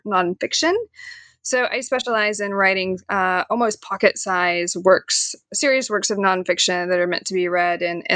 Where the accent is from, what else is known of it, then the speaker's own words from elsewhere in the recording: Knoxville, Tennessee, United States; now in Staunton, United States; I am from Knoxville, Tennessee